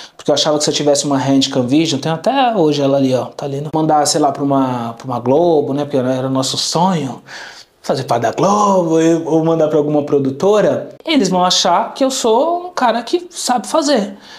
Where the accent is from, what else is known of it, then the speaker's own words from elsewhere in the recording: São Paulo, Brazil; also born or lived in Vila Clara, São Paulo; Eu nasci em Moema, um bairro nobre aqui de São Paulo